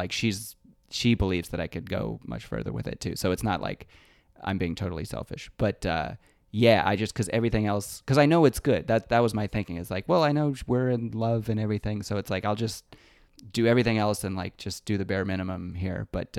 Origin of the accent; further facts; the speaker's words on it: Lexington, Kentucky, United States; was in Lexington in my hometown and I headlined for the first time there.